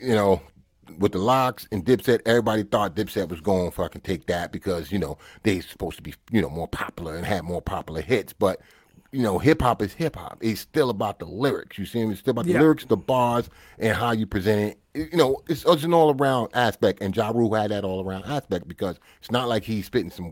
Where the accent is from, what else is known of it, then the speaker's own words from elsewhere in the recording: United States; I'm American